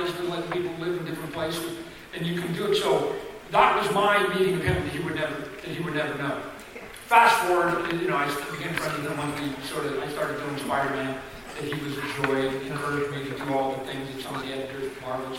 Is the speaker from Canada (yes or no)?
yes; Canada; I'm a Canadian kid